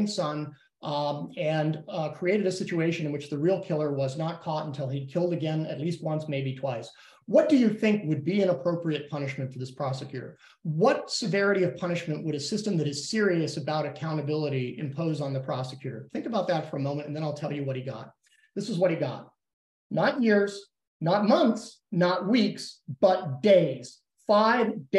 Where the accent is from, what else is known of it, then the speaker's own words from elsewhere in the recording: Texas, United States; my home state of Texas